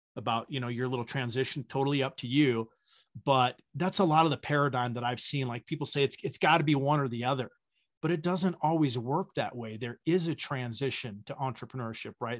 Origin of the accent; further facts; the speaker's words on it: Wyoming, United States; I grew up in the Wild West, right? I grew up in Wyoming.